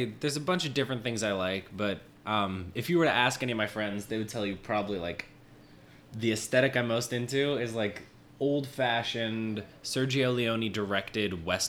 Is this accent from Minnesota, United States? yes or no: yes; Minnesota, United States; moved away as an adult; as you said. 28 years old. I was born and raised in Minnesota. Okay. I've been in the city about 8 years at this point.